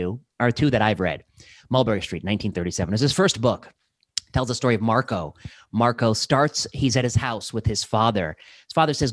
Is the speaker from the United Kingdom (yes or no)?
no; India; I'm Indian